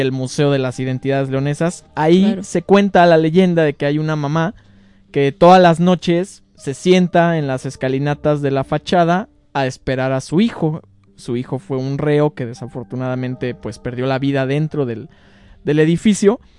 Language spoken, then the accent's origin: Spanish; León, Guanajuato, Mexico; como leoneses